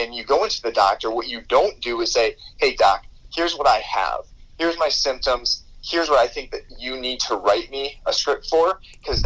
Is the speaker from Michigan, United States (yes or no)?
yes; Michigan, United States; my hometown in Michigan